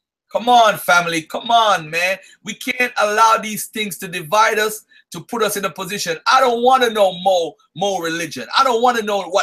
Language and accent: English; Jamaica; I was born in Jamaica